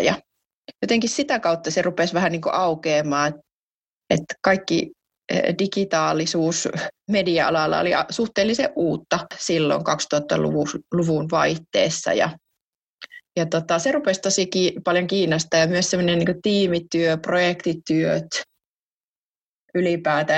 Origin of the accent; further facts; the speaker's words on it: Jyväskylä, Central Finland, Finland; mä oon Jyväskylästä kotoisin